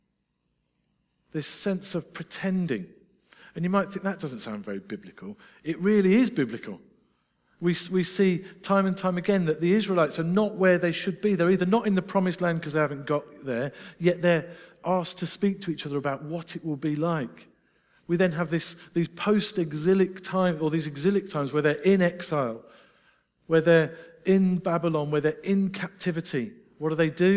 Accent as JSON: {"language": "English", "region": "Scotland", "country": "United Kingdom", "said": "I'm Scottish."}